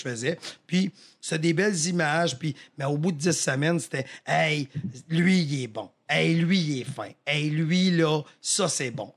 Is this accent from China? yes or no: no; Victoriaville, Quebec, Canada; je viens de Victo